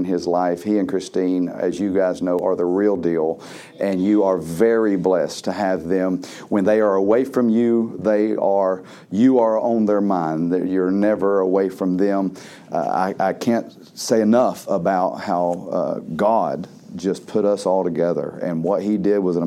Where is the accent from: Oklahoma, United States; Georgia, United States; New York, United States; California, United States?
Georgia, United States; I'm from Georgia